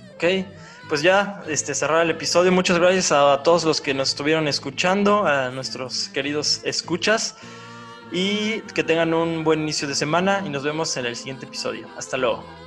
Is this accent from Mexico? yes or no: yes; Oaxaca, Mexico; A mí como oaxaqueño